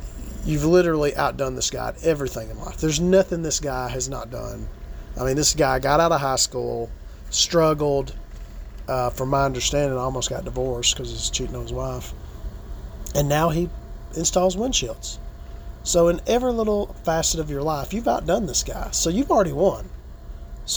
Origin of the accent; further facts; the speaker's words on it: United States; as an American